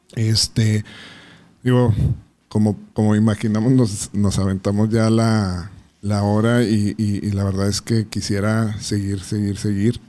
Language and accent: Spanish; Ciudad Juárez, Chihuahua, Mexico; naces con, con él desafortunadamente en esta ciudad no y que te marca aunque a veces lo normalicemos y lo vemos como, como parte del currículum de ser juarense